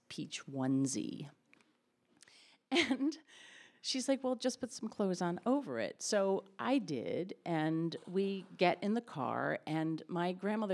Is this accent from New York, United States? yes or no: no; Connecticut, United States; I was from Connecticut